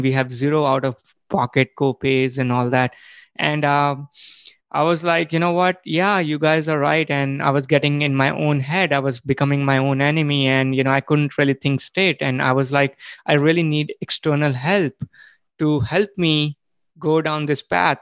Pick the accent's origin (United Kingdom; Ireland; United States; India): India; moved away as an adult; I was born and brought up in India